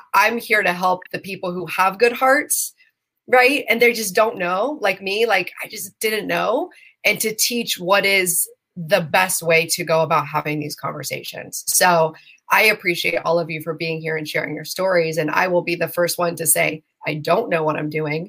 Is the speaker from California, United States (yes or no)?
no; Western Pennsylvania, United States; I grew up in Western Pennsylvania